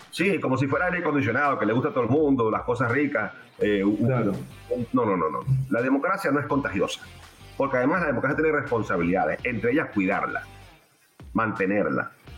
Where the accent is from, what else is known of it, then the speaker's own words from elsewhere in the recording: Venezuela; como venezolano